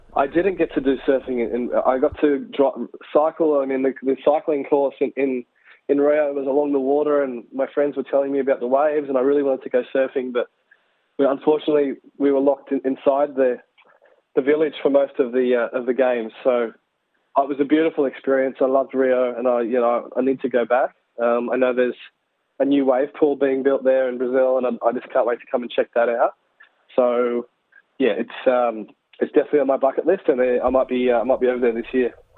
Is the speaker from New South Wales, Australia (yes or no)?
yes; Lennox Head, New South Wales, Australia; in Lennox Head, my hometown